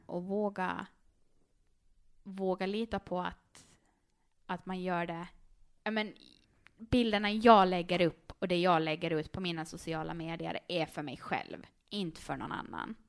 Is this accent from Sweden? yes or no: no; Karis, Uusimaa, Finland; accent: Finland Swedish; moved away as an adult; now in Åland, Finland; jag är ju född och uppvuxen där